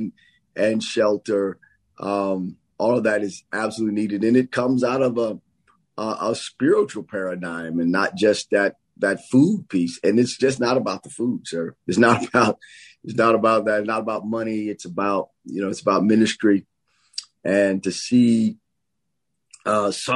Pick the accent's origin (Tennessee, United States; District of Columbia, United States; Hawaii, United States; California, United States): Tennessee, United States; Nashville; I grew up in Preston Taylor, not far from there in the project area.